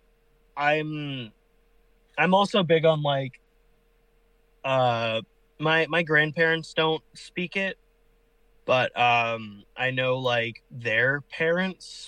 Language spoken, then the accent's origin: English; United States; I'm from America